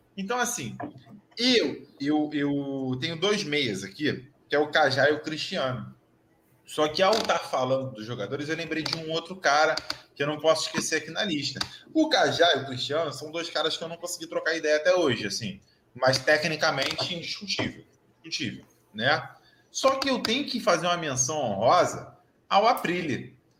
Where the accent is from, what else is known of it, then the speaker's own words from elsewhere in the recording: Rio de Janeiro, Brazil; eu sou do Rio de Janeiro, eu sou carioca nascido e criado aqui